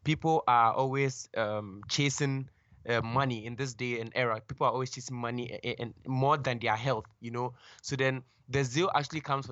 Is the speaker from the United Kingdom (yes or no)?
no; Ghana; I was born and raised in Ghana.